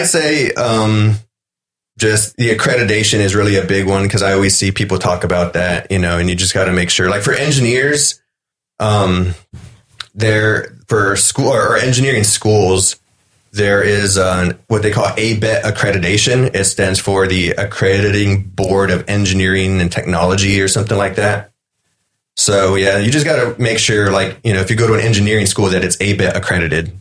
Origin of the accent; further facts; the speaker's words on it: Freer, Texas, United States; moved away; small town, um, 2,500. My graduating class was one of the biggest in years